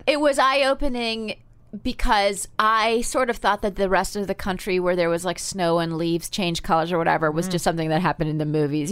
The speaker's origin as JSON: {"language": "English", "town": "Palm Springs", "region": "California", "country": "United States", "tie": "born or raised there", "also_born_or_lived": "New Haven, Connecticut", "said": "I grew up in Palm Springs, but we were born in the same hospital in New Haven."}